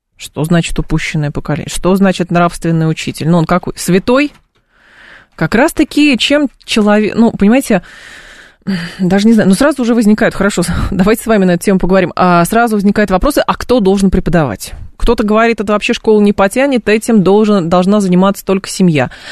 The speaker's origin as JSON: {"language": "Russian", "town": "Lyubertsy", "region": "Moscow Oblast", "country": "Russia", "tie": "born or raised there", "said": "я э, росла в Люберцах 90-х годов, начала 2000-х"}